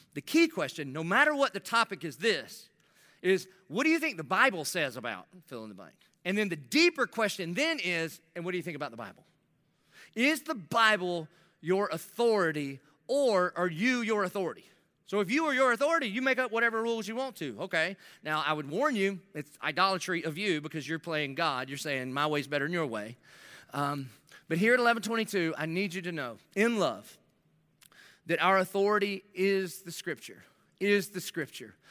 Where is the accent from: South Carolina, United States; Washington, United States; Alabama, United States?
South Carolina, United States; Dillon; I'm living in Dillon, South Carolina, where I grew up on Cleveland Street